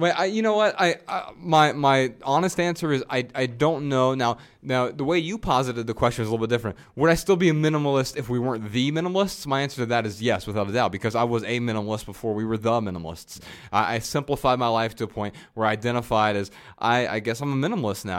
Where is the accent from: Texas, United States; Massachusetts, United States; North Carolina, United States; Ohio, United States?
Ohio, United States; Lebanon; also born or lived in Dayton, Ohio; I was born in Dayton, Ohio